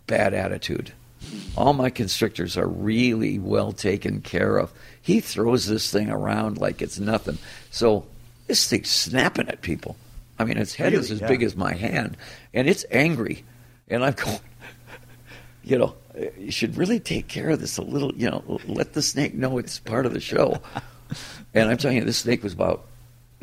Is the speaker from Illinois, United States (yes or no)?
no; Detroit, Michigan, United States; it's my hometown